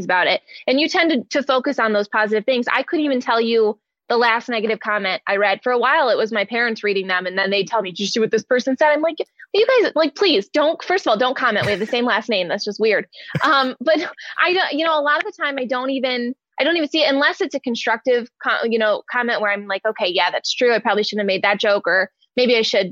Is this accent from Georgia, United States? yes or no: no; Detroit, Michigan, United States; moved away; I'm from Detroit originally